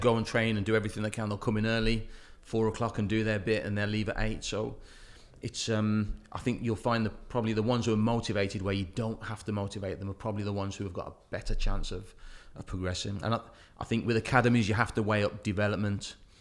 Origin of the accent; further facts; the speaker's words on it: Wolverhampton, West Midlands, United Kingdom; as my hometown, Wolverhampton